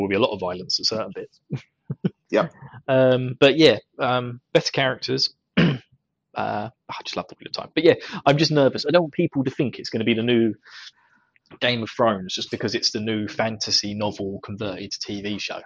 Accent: United Kingdom; accent: British; my British accent

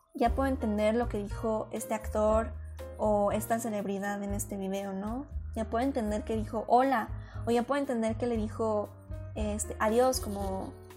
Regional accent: Mexico; como mexicanos es un idioma que estamos muy, muy, muy envueltos en él

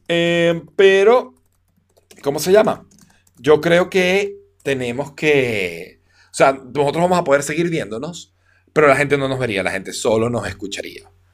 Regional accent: Venezuela; como buen venezolano

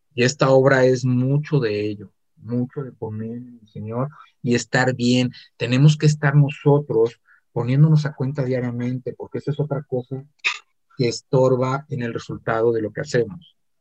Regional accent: Mexico City, Mexico; now in Guadalajara, Mexico; Yo soy del Distrito Federal, nací en el Distrito Federal, viví mucho tiempo en el Estado

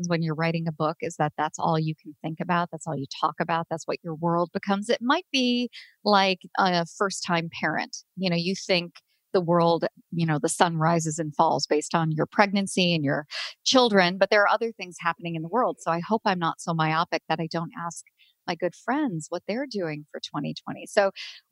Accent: United States; I'm an American

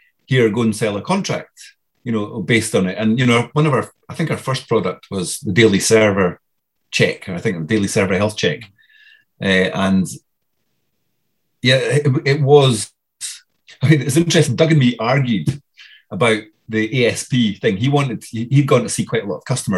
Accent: Dundee, Scotland, United Kingdom; I was this guy from Dundee

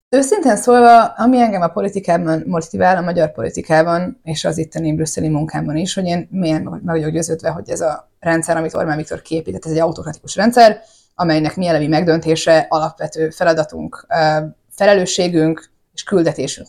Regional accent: Hungary; nekünk magyaroknak

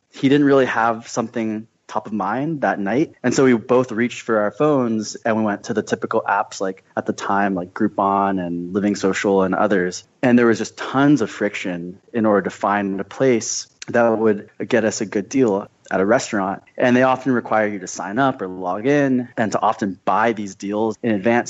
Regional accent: Scottsdale, Arizona, United States; I'm from Scottsdale, Arizona

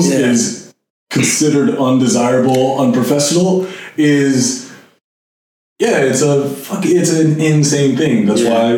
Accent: New Jersey, United States; moved away; I'm black, but I'm also from New Jersey

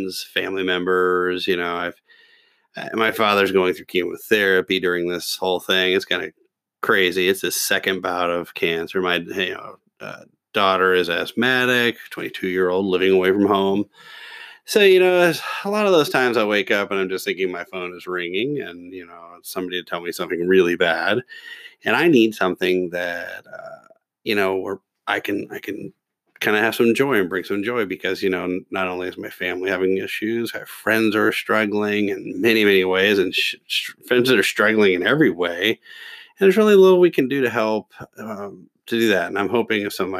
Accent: Kentucky, United States; I'm from Kentucky

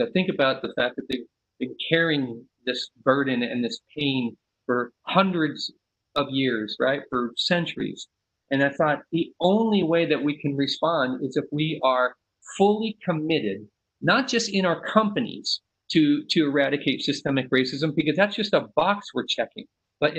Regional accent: San Leandro, California, United States; I'm from the Bay Area. I grew up in San Leandro.

